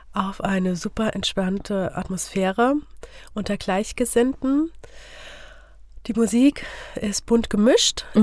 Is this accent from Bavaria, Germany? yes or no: no; Fulda, Hesse, Germany; Ich bin geboren und aufgewachsen hier in Fulda.